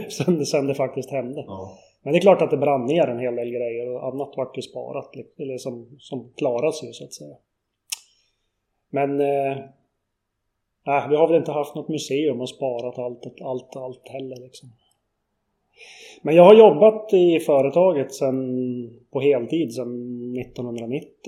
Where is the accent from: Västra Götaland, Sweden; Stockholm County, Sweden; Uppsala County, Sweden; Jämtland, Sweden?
Jämtland, Sweden; Kluk; Jag är uppvuxen